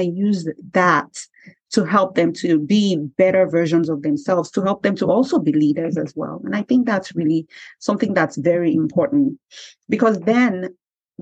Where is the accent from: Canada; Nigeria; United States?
Nigeria; moved away as an adult; I came from Nigeria and I came here